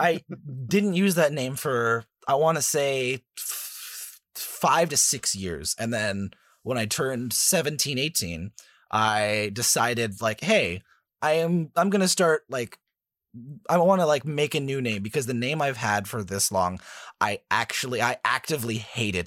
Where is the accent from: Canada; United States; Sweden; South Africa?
Canada; I'm, I'm Canadian